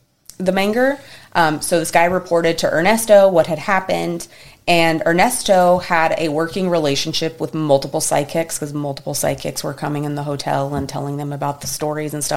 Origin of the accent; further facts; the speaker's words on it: Texas, United States; we are, like, first and foremost Texans and then Americans.